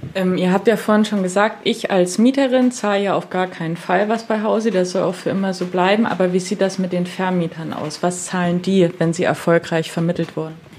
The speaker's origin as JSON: {"language": "German", "area": "Chemnitz area", "region": "Saxony", "country": "Germany", "said": "Chemnitz, ich komme aus der Gegend"}